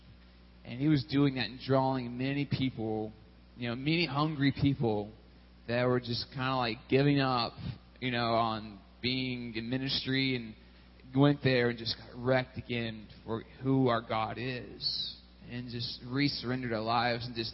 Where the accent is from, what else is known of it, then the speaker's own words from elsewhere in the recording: Texas, United States; moved away as an adult; also born or lived in California / Richmond; I'm originally from Texas, grew up in Texas, but I spent 5 years in California, too, and back to Texas, and that's all my growing up years